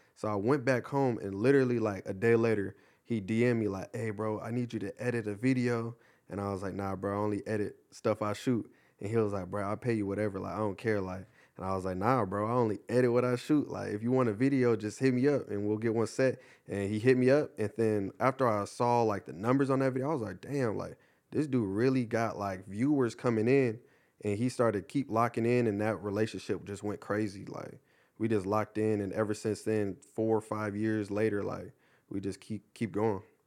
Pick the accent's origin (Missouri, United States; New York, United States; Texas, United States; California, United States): California, United States; Ontario; also born or lived in Upland, California; I went to, uh, high school in Upland, but I'm originally from Ontario